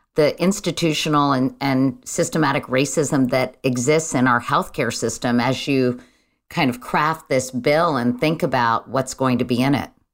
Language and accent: English; Virginia, United States; my home state of Virginia